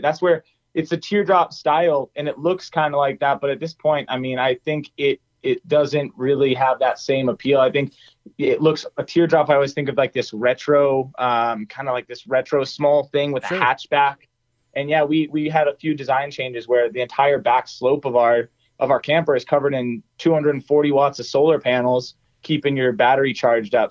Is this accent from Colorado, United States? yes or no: yes; near EarthRoamer, Colorado, United States; minutes away from my from my hometown here.